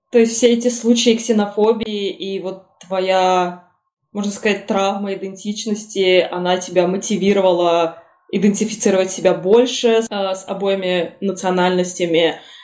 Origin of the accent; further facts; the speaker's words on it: Russia; Я там на арабском не говорю, потому что я выросла в России